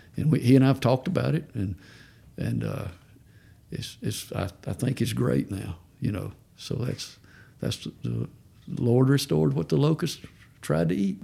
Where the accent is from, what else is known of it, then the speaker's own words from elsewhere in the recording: Georgia, United States; I'm from Georgia